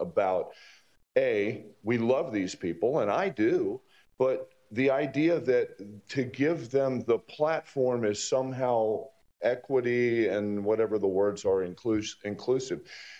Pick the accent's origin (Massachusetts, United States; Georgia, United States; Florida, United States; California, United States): Florida, United States; Fort Lauderdale; something that growing up in Fort Lauderdale, I saw from a very young age